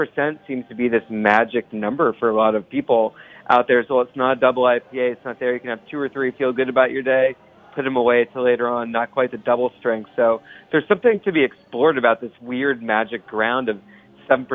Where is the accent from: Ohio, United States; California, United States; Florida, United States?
Ohio, United States; now in New York City, United States; I grew up in the Midwest. Mm-hmm. So I grew up in Ohio